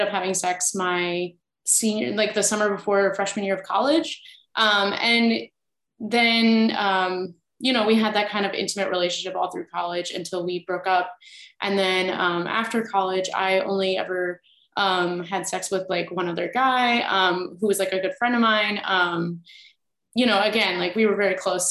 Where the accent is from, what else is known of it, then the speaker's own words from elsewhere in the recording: Midwest, United States; I was from the Midwest.